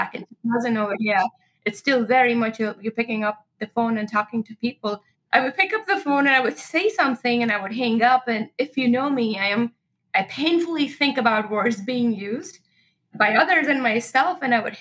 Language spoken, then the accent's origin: English; Pune, Maharashtra, India; moved away as an adult; now in United States; I grew up in India, and in this town called Pune is actually the seventh largest city.